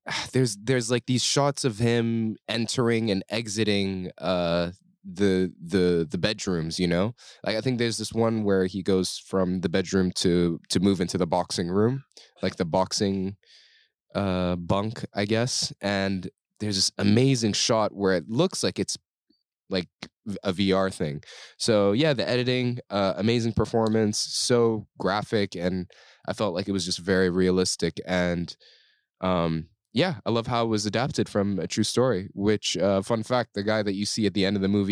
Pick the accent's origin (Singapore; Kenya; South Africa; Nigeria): Singapore; I'm Singaporean, but I grew up away from Singapore most of my life. I grew up in an expat community.